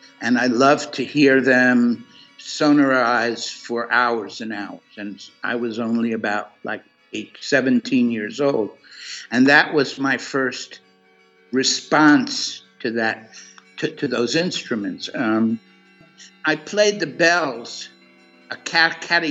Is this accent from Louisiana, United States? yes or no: no; New York City, New York, United States; moved away as an adult; also born or lived in California; I started early in New York City. I was born in Brooklyn, and I went to a whole lot of different schools in New York City.